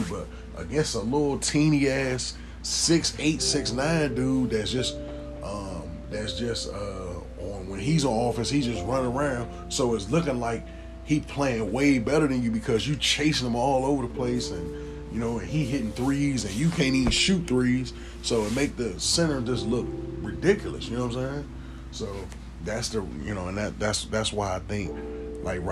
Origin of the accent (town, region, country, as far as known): United States